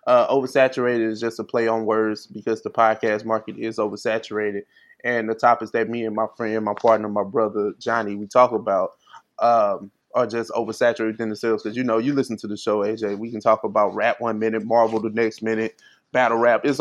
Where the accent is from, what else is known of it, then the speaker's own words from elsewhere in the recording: St. Louis, Missouri, United States; You you you identify me as a Southerner, and I'm from I'm from St. Louis.